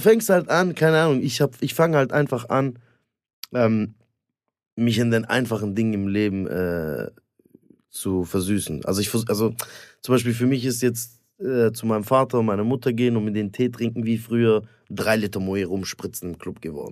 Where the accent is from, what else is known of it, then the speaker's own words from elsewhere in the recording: Stuttgart, Baden-Württemberg, Germany; ich komme aus Stuttgart